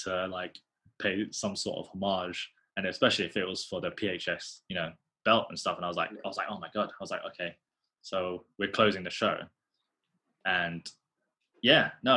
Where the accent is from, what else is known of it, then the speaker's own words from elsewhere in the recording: United Kingdom; being a British Asian, you know, well, Filipino